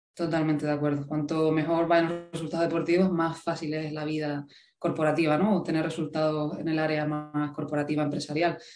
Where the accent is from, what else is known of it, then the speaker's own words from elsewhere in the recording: Gran Canaria, Canary Islands, Spain; moved away as an adult; now in Seville, Spain; yo soy de Gran Canaria